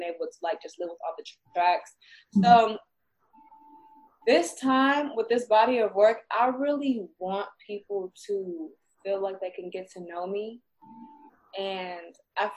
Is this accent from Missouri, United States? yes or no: no; Bay Area, California, United States; we're both from the Bay Area.